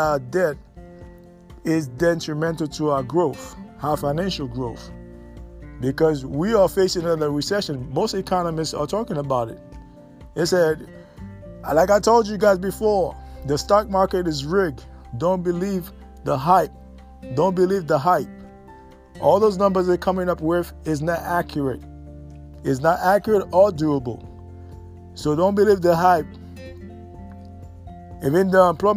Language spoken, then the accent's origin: English; United States; as American